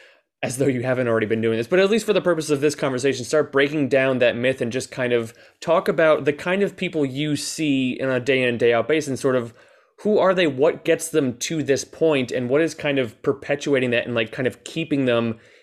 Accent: New Jersey suburbs, United States; also born or lived in New York City; now in New York, United States; I live in New York now, but I grew up in the New Jersey suburbs.

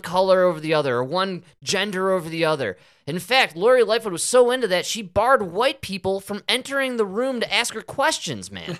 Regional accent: Chicago, Illinois, United States; I'm from Chicago

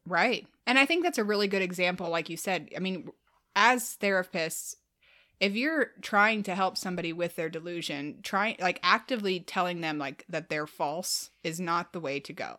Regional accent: Midwest, United States; as a Midwesterner

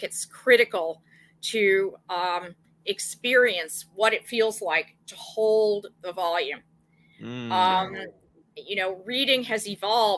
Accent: New York, United States; I'm from New York. I'm from Manhattan. I was born here

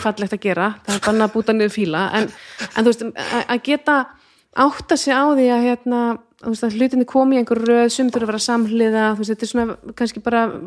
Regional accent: Iceland; að alast upp á Íslandi

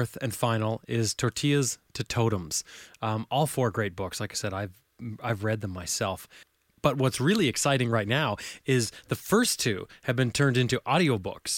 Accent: Canada; I'm from Canada, I'm not from the UK

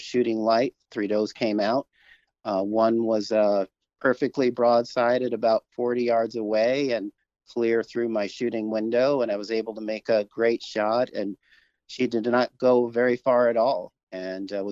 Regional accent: New York City, New York, United States; I grew up in Brooklyn, New York

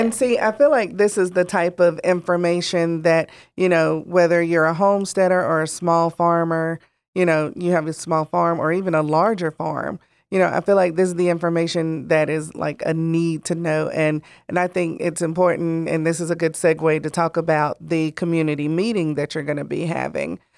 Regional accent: Gaston County, North Carolina, United States; growing up in Gaston County

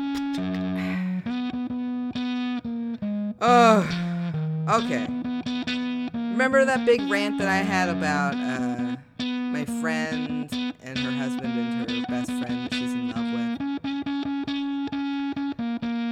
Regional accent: Midwest, United States; growing up in the Midwest

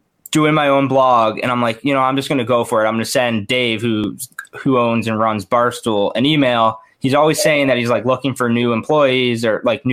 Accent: Maryland, United States; I'm from Maryland. You know, I went to University of Maryland

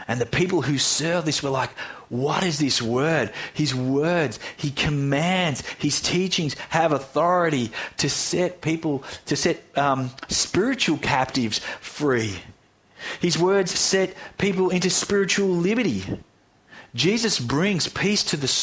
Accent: Australia; Here in Australia

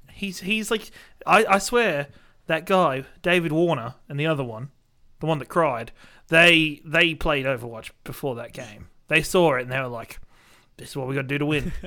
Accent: Australia; being an Australian

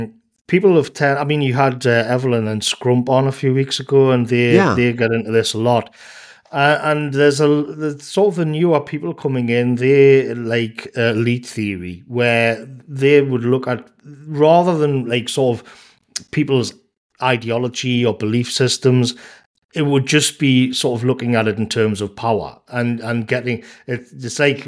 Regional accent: England, United Kingdom; I remember the days, you know, growing up in England in the 90s

